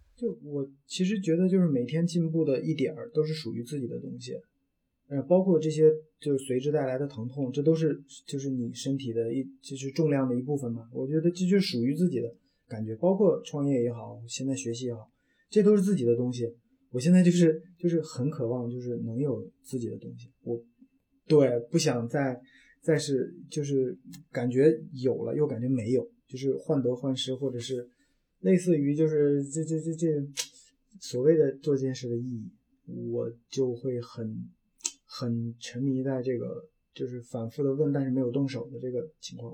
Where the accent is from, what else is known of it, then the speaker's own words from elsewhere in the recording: Gansu, China; moved away as an adult; also born or lived in Wuhan / Beijing; now in Changsha, China; 我们是两个都是外地的，就等于是我是甘嗯肃的